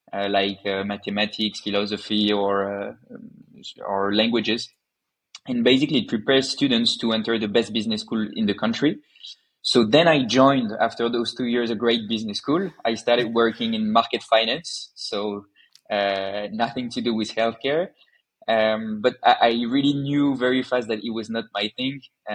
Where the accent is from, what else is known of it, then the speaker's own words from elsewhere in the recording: Paris, Île-de-France, France; I was born in France, as you said, in the beautiful city of Paris, and I completed all of my studies there.